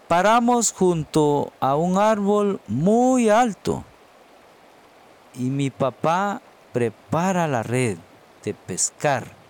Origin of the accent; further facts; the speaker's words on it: Guatemala; soy de Guatemala